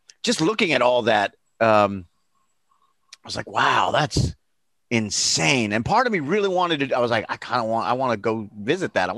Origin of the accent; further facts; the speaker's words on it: Naples, Florida, United States; growing up in South Florida down by Naples